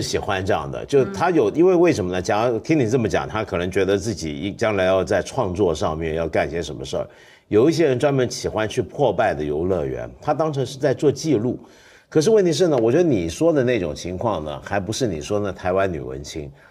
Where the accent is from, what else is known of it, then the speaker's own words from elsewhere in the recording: Hong Kong; 我们香港人不喝二锅头啊